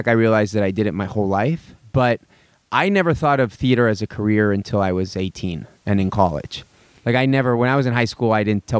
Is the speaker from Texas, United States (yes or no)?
yes; Houston, Texas, United States; moved away; also born or lived in Mexico City, Mexico / New York City; I was born in Mexico City. Okay. But then I moved to Houston, Texas when I was 2 years old.